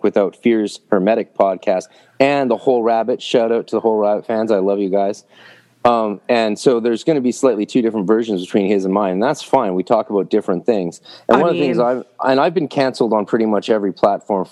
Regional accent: Vancouver, British Columbia, Canada; I grew up in Vancouver

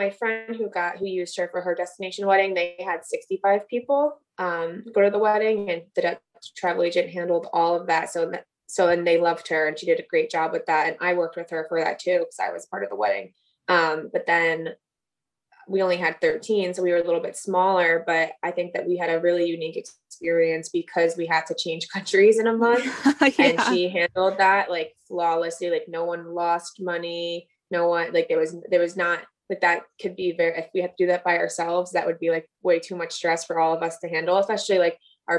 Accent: East Coast, United States; She's from the West Coast, and I'm from the East Coast.

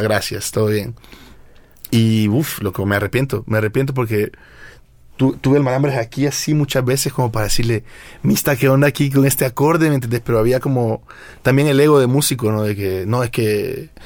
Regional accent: El Salvador; moved away as an adult; now in Mexico; vine desde El Salvador a estudiar música

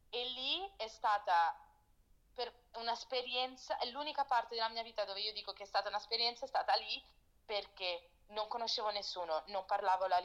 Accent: Italy; No, vabbè, non è che sono nata in Italia, non è che... però ho vissuto tanto. Tutte le mie memorie da, da piccola sono in Italia, tutti i programmi televisivi che guardo fino ad oggi sono italiani.

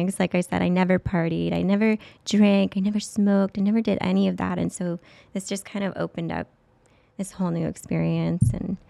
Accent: Modesto, California, United States; moved away as an adult; also born or lived in San Diego, California; now in Las Vegas, United States; Didn't want to go back to my hometown because I'm not fond of my hometown.

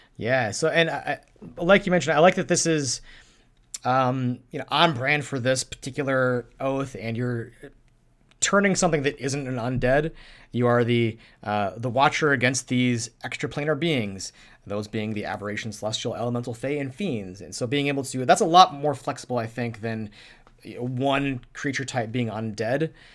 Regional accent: Minnesota, United States; I'm from Minnesota

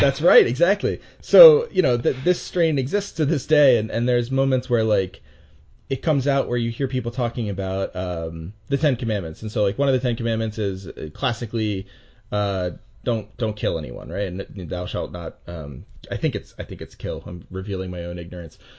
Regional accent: United States; as an American

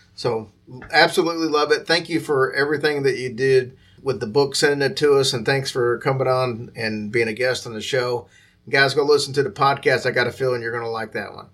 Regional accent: Louisville, Kentucky, United States; that's uh, obviously my hometown

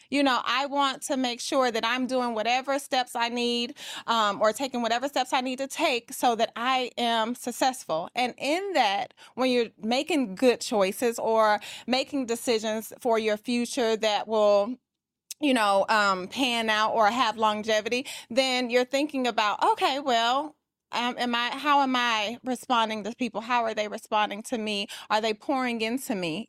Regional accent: Atlanta, Georgia, United States; I am from Atlanta, Georgia, and I am a luxury real estate agent.

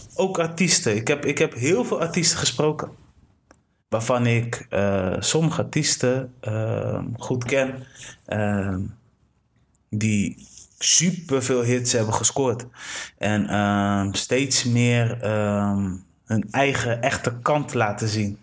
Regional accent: Delfzijl, Groningen, Netherlands; ik ben geboren in Delcel. Ja. Delcel, Groningen, daar kun je fietsen tot de fullest

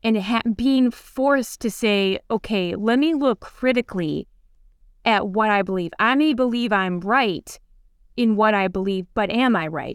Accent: Minnesota, United States; moved away; We grew up in Minnesota, very rural, on, like, forty, like, acres out in the middle of the wilderness

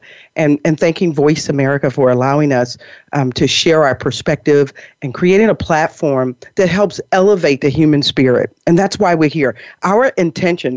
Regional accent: Chicago, Illinois, United States; moved away; also born or lived in New York; I'm from Chicago, the Chicago area originally

